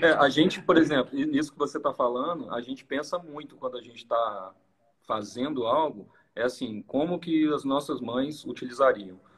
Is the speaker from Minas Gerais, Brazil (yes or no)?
yes; Minas Gerais, Brazil; a gente é mineiro mesmo